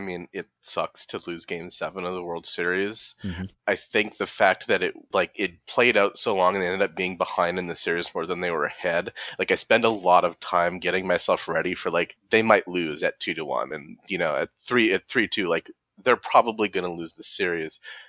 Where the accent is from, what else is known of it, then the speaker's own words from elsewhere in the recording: Michigan, United States; now in Nebraska, United States; I live in Nebraska. I'm originally from Michigan.